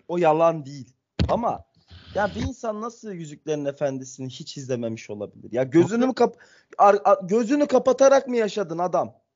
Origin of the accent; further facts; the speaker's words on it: Ankara, Turkey; Ben Ankaralıyım